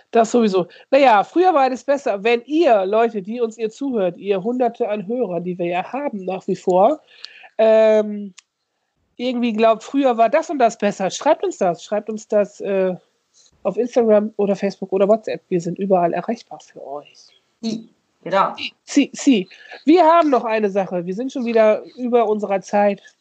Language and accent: German; North Rhine-Westphalia, Germany; Ich komme ja aus der Grenzregion aus Saarbrück, Ostwestfalen so, ne?